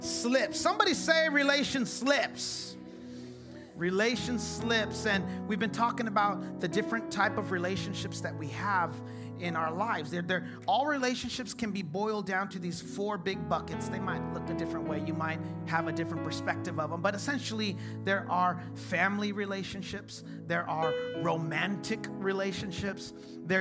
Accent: Chula Vista, California, United States; also born or lived in San Diego; I grew up in Chula Vista. I am a Chula Vista kid

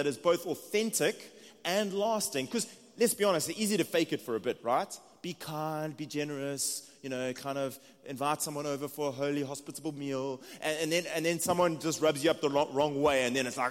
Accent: South Africa; accent: South African; moved away as an adult; now in United States; It's just my South African accent.

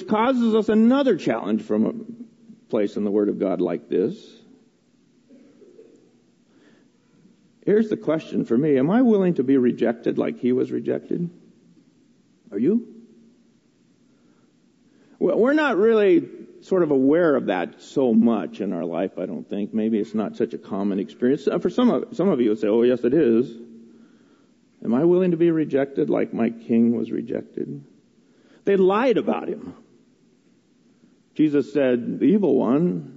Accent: United States; I was raised in America

